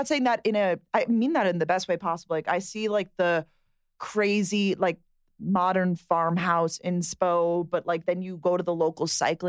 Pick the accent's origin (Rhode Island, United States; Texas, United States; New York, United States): New York, United States; Long Island; And we're from Long Island